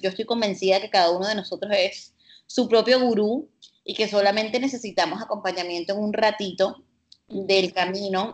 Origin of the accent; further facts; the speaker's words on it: Colombian Caribbean coast, Colombia; moved away as an adult; now in Barcelona, Spain; es una mujer colombo-libanesa, nacida y criada en la costa caribe colombiana, creo que lo pueden deducir por mi acento